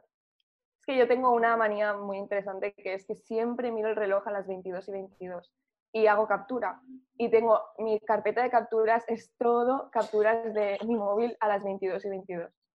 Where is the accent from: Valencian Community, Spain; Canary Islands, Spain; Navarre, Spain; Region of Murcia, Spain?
Valencian Community, Spain; Burriana; also born or lived in Madrid; yo soy de un pueblo que se llama Burriana